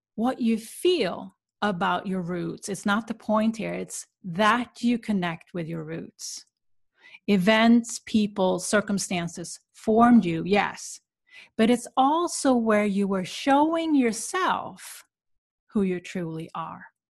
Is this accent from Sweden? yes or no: yes; Sweden; moved away; where I grew up in Sweden